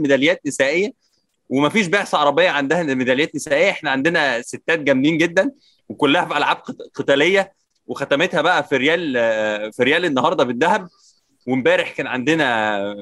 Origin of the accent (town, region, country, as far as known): Egypt